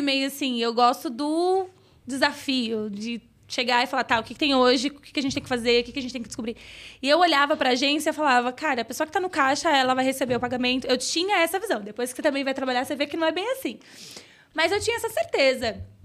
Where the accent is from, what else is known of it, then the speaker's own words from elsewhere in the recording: São Paulo, Brazil; Fui criada no Grajaú, periferia de São Paulo